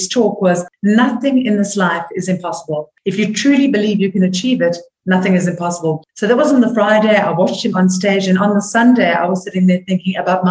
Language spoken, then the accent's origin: English; South Africa; as a South African